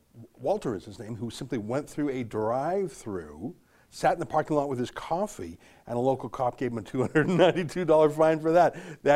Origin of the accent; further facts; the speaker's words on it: Canada; as we are Canadian and we're headquartered here.